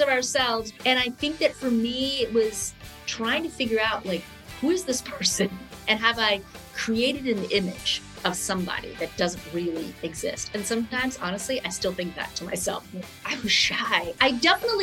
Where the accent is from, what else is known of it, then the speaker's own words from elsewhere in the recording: Los Angeles, California, United States; also born or lived in Rome, Italy / New York, United States; I was born in Rome, and I moved to the States when I was 7, and we lived in New York for a short time. And then we all moved to Los Angeles